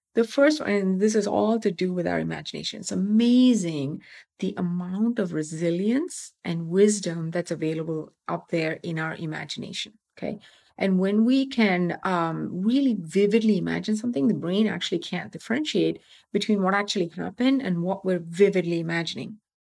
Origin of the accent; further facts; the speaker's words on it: Tamil Nadu, India; moved away; I'm from Tamil Nadu.